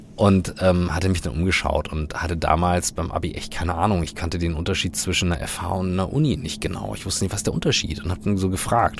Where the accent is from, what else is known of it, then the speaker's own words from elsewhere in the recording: Kiel, Schleswig-Holstein, Germany; ich bin in Kiel groß geworden